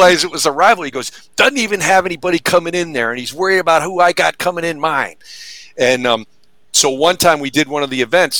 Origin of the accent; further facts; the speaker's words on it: Syracuse, New York, United States; I grew up in Syracuse, New York